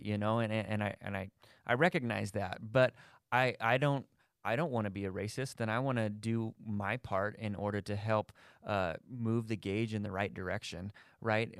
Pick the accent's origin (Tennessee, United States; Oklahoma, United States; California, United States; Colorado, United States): Colorado, United States; Thornton; I grew up, I grew up in Thornton